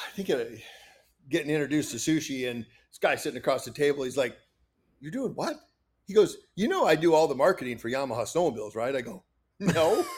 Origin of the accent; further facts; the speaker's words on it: Kanawha, Iowa, United States; I grew up in northern Iowa